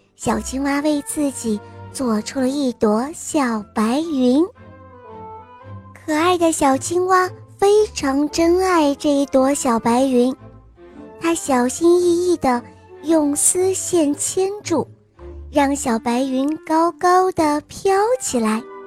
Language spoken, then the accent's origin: Chinese; Yantai, Shandong, China; 今年六岁了，我来自烟台